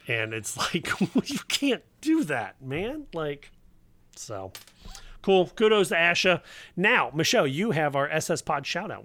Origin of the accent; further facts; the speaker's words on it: Cincinnati, Ohio, United States; I grew up down here in Cincinnati